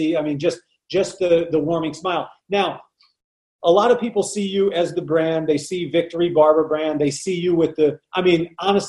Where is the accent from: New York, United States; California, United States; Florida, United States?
California, United States; I'm from California